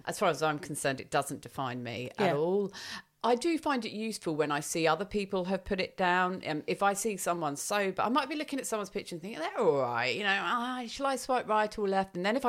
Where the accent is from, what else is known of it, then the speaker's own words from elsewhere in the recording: England, United Kingdom; I also don't put on there that I'm English.